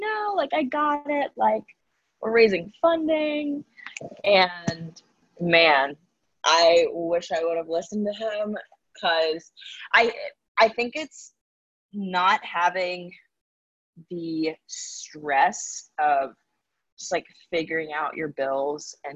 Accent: the South, United States; moved away as an adult; now in New York, United States; I'm a Southerner

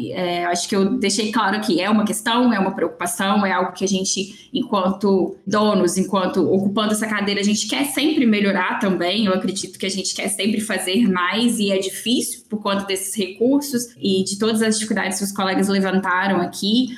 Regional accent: Belo Horizonte, Minas Gerais, Brazil; now in Espírito Santo, Brazil; eu sou de Belo Horizonte

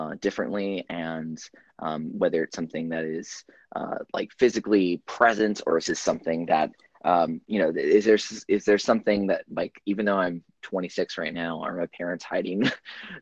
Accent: Dallas, Texas, United States; moved away as an adult; now in California Bay Area, United States; I grew up in Texas in parts of the Dallas metropolitan area, and lived in Central Texas for quite a while before I moved out here

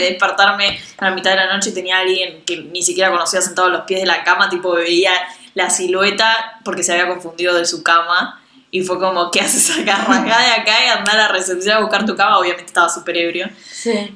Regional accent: Argentina

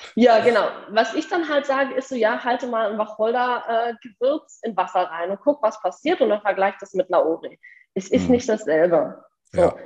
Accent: rural Bavaria, Germany; moved away; ich bin selber auf dem Land groß geworden, im tiefsten Bayern

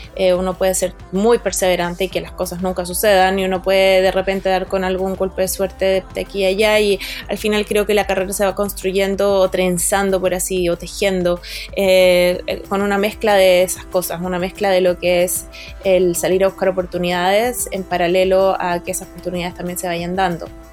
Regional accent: Chile; moved away as an adult; also born or lived in Boston, United States / New York, United States; yo me fui a estudiar música de Estados Unidos cuando tenía 19 años, salí del colegio a los 18, pasaron 6 meses y me fui. Y estuve 4 años, 3 años y medio, 4 años en, Boston, eh, después 6 meses en Nueva York, después me volví a Chile

